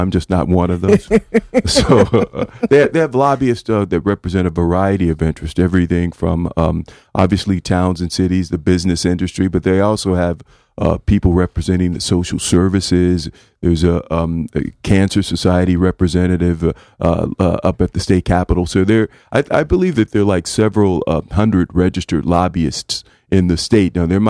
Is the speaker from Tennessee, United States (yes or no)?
no; Kansas City, Missouri, United States; now in Connecticut, United States; Yeah, I'm originally from Kansas City, Missouri, and I came here and worked in Hartford with the mayor of Hartford from that time